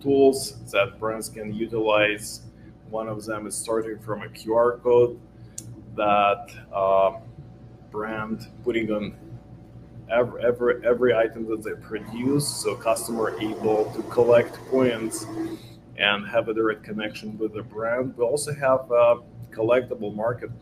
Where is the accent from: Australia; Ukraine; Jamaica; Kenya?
Ukraine; moved away as an adult; now in Los Angeles, United States; I was born in Ukraine. I'm a Ukrainian Jew. I moved to States 9 years ago. What I was doing before, it was a software development and coding school back in Ukraine.